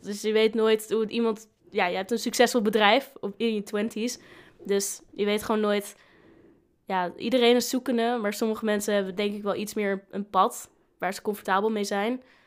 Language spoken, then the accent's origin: Dutch; Groningen, Netherlands; moved away as an adult; now in Leeuwarden, Netherlands; ik kom uit Groningen